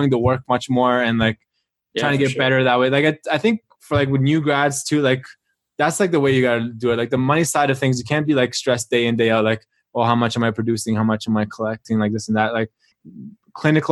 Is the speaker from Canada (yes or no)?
yes; Toronto, Ontario, Canada; also born or lived in Melbourne, Australia; I went to the University of Melbourne, Australia. And so I came, like I'm from Toronto. So I came back to Toronto